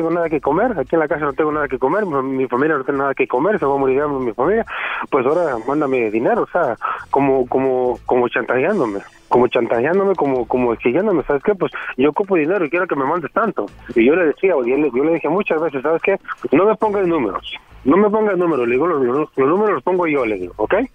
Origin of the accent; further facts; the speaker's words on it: Michoacán, Mexico; Yo soy mexicano.